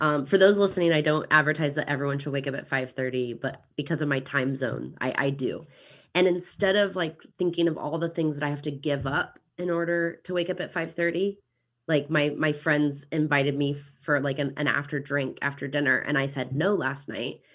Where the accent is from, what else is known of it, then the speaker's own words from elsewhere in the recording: Kansas City, United States; accent: American; now in New Zealand; I'm from Kansas City originally